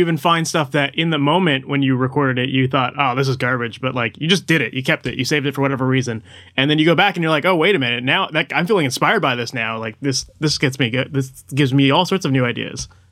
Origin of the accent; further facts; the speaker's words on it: Toronto, Ontario, Canada; I'm from Toronto